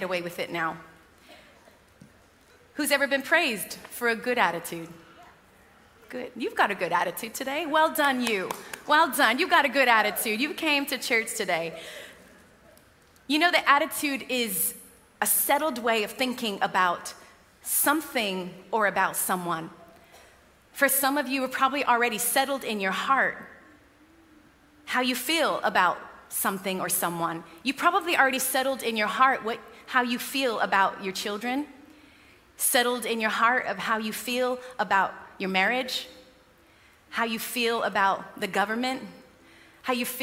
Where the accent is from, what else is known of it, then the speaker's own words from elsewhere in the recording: United States; now in United Kingdom; I'm American